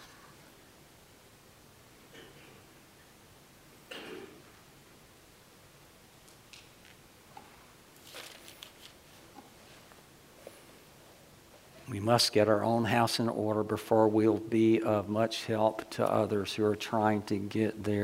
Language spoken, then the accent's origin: English; Ocala, Florida, United States; I grew up in the South